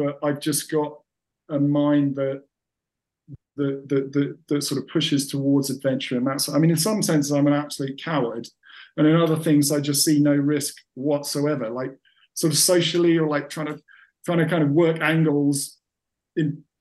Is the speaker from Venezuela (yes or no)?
no; England, United Kingdom; I sound and am, to all intents and purposes, English.